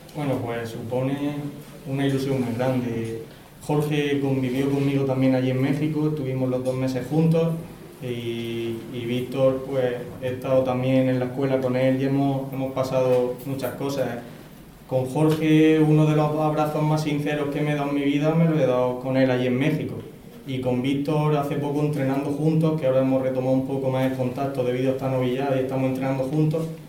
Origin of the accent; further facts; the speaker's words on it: Roldán, Region of Murcia, Spain; mi tierra, aquí en mi pueblo